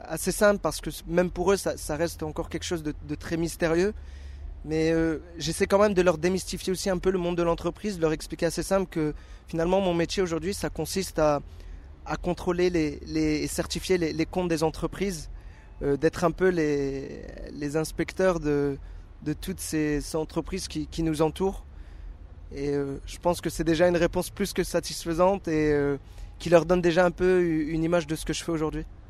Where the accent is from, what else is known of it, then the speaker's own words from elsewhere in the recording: Dunkirk, Hauts-de-France, France; moved away as an adult; also born or lived in Paris region; Je suis issu du nord de la France, dans une ville qui s'appelle Dunkerque